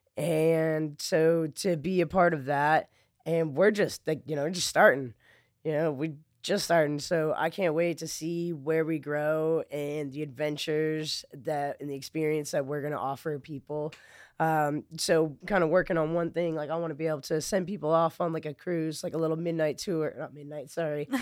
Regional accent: Flagstaff, Arizona, United States; now in Lake Charles, United States; I grew up in Flagstaff, I grew up in the mountains of Arizona

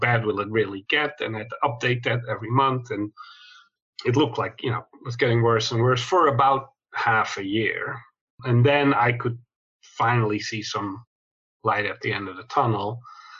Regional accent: Netherlands; moved away as an adult; also born or lived in Chicago, United States / London, United Kingdom; now in Sydney, Australia; I grew up in Holland in Europe.

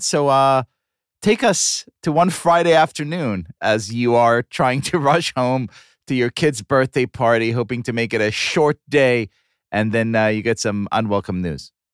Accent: Israel; moved away; growing up in Israel

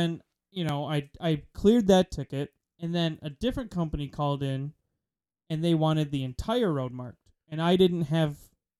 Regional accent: Wisconsin, United States; And we're from Wisconsin.

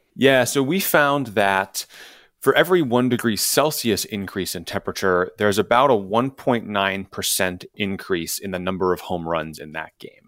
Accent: Chicago, Illinois, United States; born or raised there

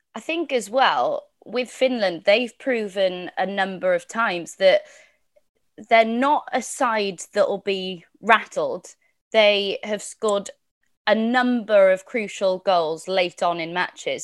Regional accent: Wales, United Kingdom; as a Welsh woman

